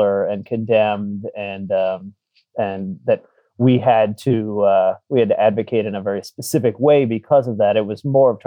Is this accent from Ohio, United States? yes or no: no; South Florida, United States; I grew up in South Florida